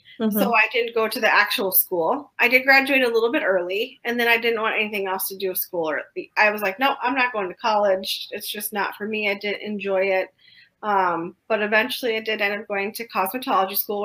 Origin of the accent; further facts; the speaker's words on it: St. Paul, Minnesota, United States; So I'm from Minnesota, like you said. I grew up in a town called St. Paul, Minnesota, which is the capital